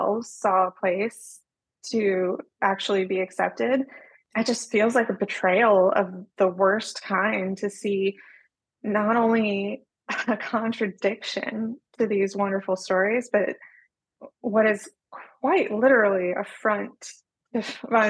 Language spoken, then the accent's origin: English; North Texas, United States; also born or lived in New York City; I was born and raised in North Texas, spent several years in my past life in New York City working as a fashion designer, and came back home